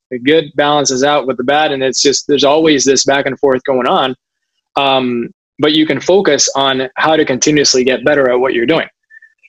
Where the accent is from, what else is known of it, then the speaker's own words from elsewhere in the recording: Puerto Rico; moved away; I moved back home to Puerto Rico, which I absolutely love.